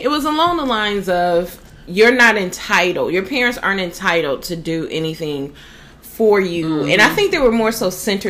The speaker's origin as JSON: {"language": "English", "region": "Ohio", "country": "United States", "moved": "yes", "lives_now": "Florida, United States", "said": "we're both from the Midwest. She's from Indy. I'm from Ohio."}